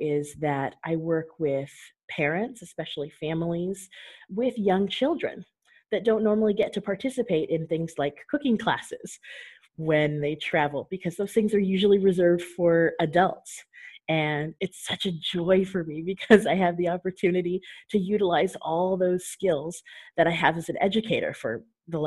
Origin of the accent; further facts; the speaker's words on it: Southern California, United States; moved away as an adult; also born or lived in Japan; now in Albania; going to Montessori preschool where I grew up in Southern California